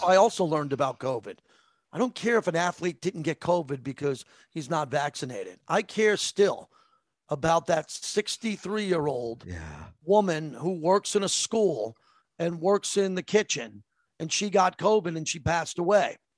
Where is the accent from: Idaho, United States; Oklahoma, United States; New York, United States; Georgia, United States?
New York, United States; Massapequa; I grew up in Massapequa